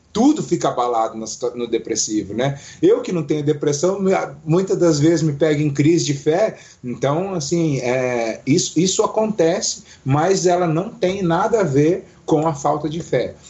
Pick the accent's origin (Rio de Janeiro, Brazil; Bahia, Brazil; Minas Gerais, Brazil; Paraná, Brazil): Paraná, Brazil; Foz do Iguaçu; moved away as an adult; now in Curitiba, Brazil; sou de Foz do Iguaçu, mas moro aqui em Curitiba há oito anos já